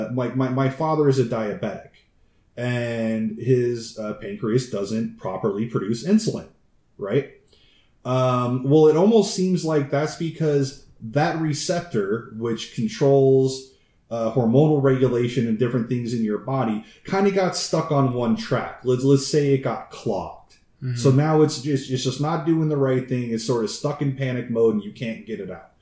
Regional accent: United States; as an American

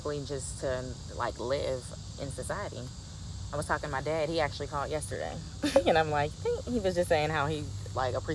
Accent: Pittsburgh, Pennsylvania, United States; born or raised there

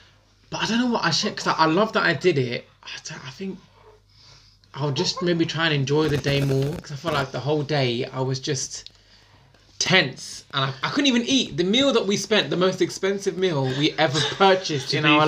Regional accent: England, United Kingdom; Obviously, I'm English

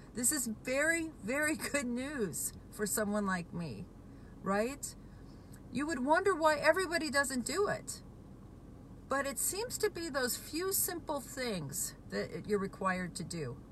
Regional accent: Washington, United States; I'm from Washington State

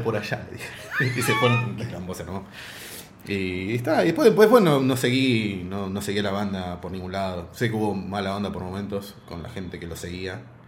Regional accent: Argentina; soy argentina

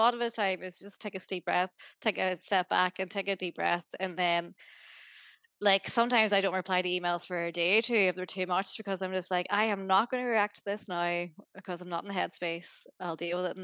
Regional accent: Greencastle, Ulster, Ireland; moved away as an adult; now in Australia; I'm from Greencastle

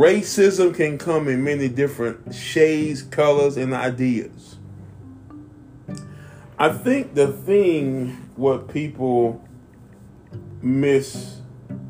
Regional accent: United States; as a black American, as an American

